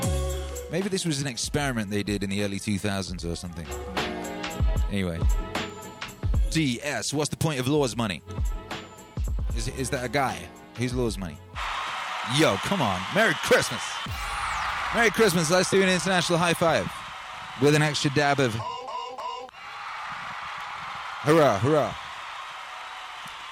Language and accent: English; Wales, United Kingdom; I grew up in Wales and I speak some Welsh